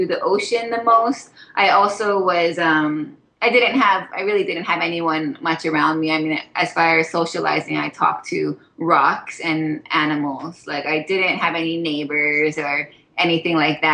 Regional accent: Haiku, Hawaii, United States; moved away as an adult; also born or lived in Makawao, Maui; now in Oahu, United States; I grew up on the island of Maui, and I grew up in this little rainy town called Haiku

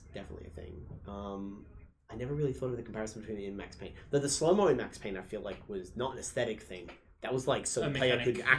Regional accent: Australia; We are Australian.

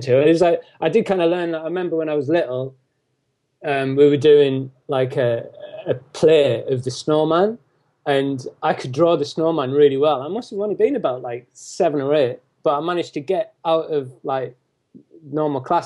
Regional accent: County Durham, North East England, United Kingdom; now in Shrewsbury, United Kingdom; I'm originally from County Durham, which is in the northeast.

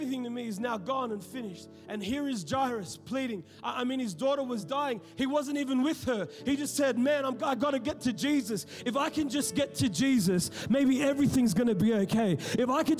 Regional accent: Sydney, New South Wales, Australia; now in Melbourne, Australia; I'm talking about Western Sydney. We know what's up. You know what I'm saying? I grew up in the hood.

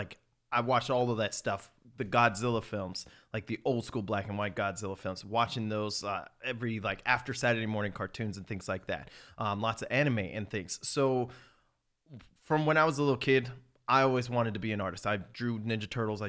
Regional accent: South Florida, United States; I'm the first to be born in America. I grew up in South Florida

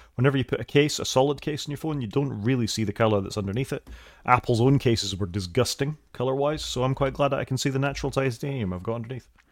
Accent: United Kingdom; we're both Brits

